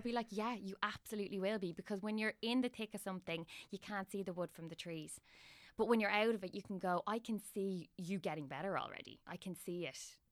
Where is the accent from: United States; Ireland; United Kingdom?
Ireland; Dublin, Leinster; I'm from Dublin and I have my family home in Dublin.